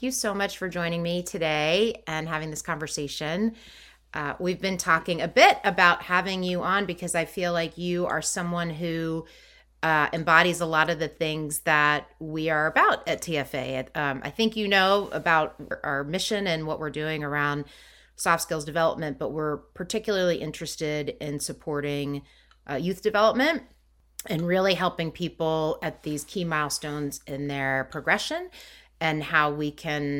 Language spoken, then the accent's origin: English; McLean, Virginia, United States; I grew up in McLean